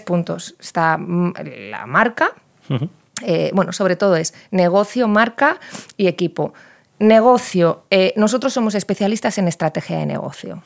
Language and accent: Spanish; Valladolid, Castile and León, Spain; yo vengo de Valladolid